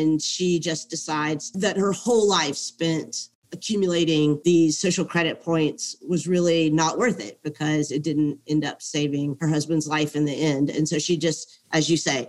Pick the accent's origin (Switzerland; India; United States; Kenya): United States; southern United States; as a woman, young woman growing up in the United States, especially in the southern United States